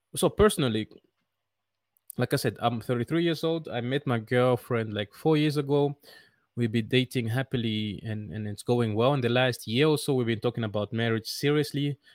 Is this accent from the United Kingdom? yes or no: no; Netherlands; moved away as an adult; now in Rwanda; I grew up in the Netherlands